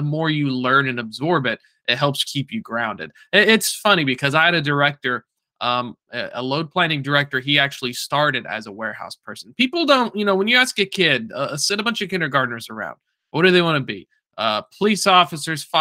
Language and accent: English; Chattanooga, Tennessee, United States; I'm from Chattanooga